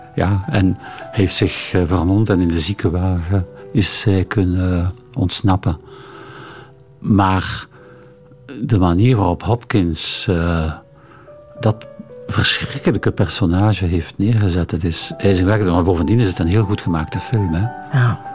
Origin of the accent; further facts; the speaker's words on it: Ghent, Flanders, Belgium; ik eh, Gentenaar ben en uh, in hou van mijn thuisstad